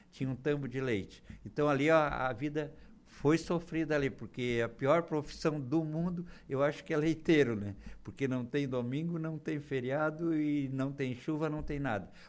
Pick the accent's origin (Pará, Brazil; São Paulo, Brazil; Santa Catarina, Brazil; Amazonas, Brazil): Santa Catarina, Brazil; São João do Sul; now in Araranguá, Brazil; Nasci naquela região ali, numa cidadezinha chamada Bela Vista. De Bela Vista, o meu pai era colono, era lavrador